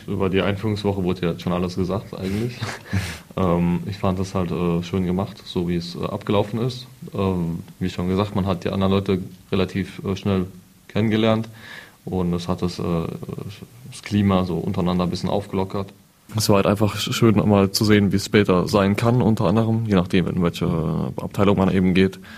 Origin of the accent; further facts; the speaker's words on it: Buß, Saarland, Germany; ich bin 18 Jahre alt, komme aus Buß